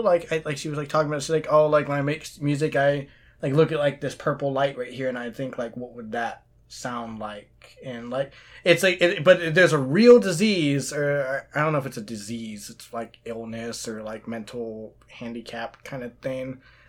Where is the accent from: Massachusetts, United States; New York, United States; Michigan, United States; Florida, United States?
New York, United States; Queens; I'm from Queens. Queens tastes like pretzels.